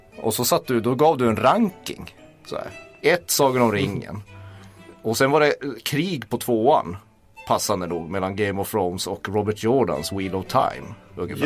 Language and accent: Swedish; Kiruna, Norrbotten County, Sweden; jag kommer från Kiruna